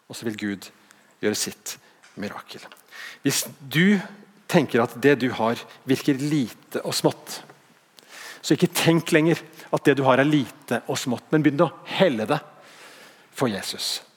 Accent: Bergen, Vestland, Norway; Jeg var ikke ment sånn, jeg er bergenser sjøl.

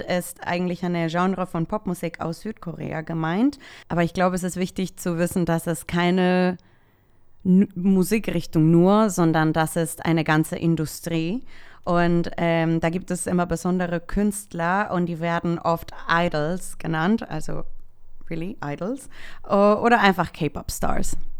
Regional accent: El Salvador; now in Germany; Ich komme ursprünglich aus El Salvador, aber ich wohne seit zehn Jahren hier in Deutschland

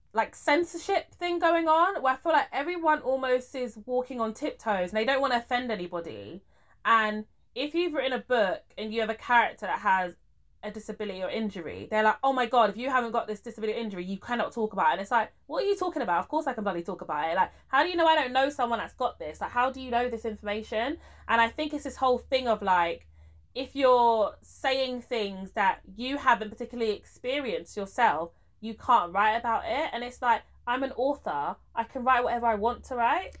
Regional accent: Nigeria; I'm Nigerian.

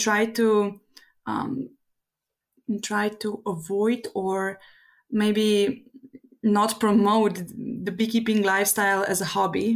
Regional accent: Slovenia; I'm a beekeeper from Slovenia.

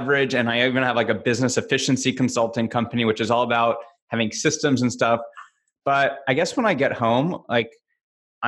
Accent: Los Angeles, California, United States; also born or lived in Agoura Hills; I'm LA. I grew up

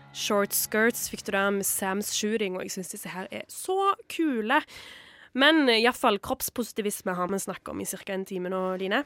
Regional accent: Stavanger, Rogaland, Norway; min hjemby i Stavanger

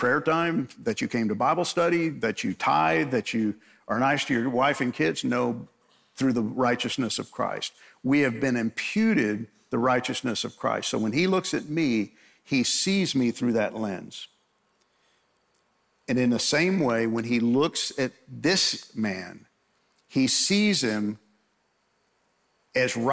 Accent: Long Island, New York, United States; I grew up in New York, and fortunately I grew up on Long Island

